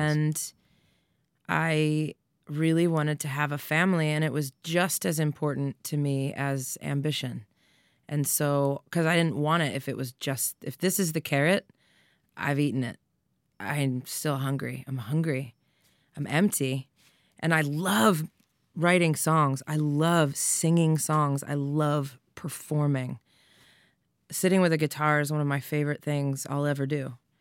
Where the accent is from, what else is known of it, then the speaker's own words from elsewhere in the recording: Doylestown, Pennsylvania, United States; I'm a girl from Doylestown that said she was gonna be a famous rock star